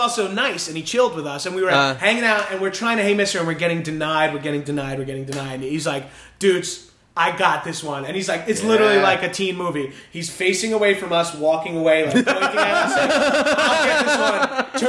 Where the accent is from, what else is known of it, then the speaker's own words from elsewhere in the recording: Northeast, United States; 7-Eleven was like a huge hangout in my hometown, oh, yeah. as they are in most like northeastern cities, whatever.